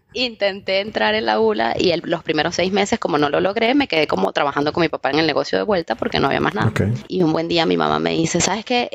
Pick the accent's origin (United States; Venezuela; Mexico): Venezuela; Trujillo; yo soy una chica venezolana que creció en Trujillo